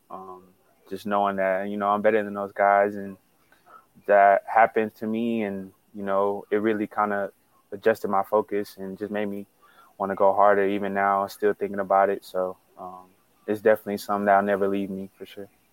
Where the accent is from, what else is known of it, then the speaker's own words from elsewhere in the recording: Texas, United States; moved away as an adult; now in San Diego, United States; I'm from Texas